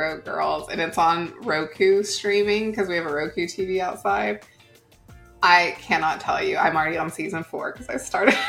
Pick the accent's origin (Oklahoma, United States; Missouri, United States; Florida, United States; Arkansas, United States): Oklahoma, United States; I grew up in Oklahoma and am Cherokee Indian. So I, Native American, not Indian, whatever. You know, that's how I grew up.